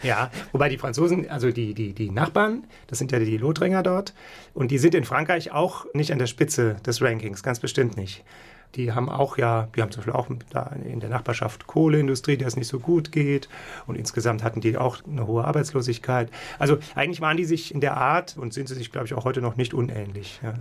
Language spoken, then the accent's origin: German; Saarbrücken, Saarland, Germany; also born or lived in Munich / Krefeld; now in Mainz, Germany; dann bin ich eigentlich aufgewachsen und meine, sagen wir mal, Stadt der Schule, das ist Saarbrücken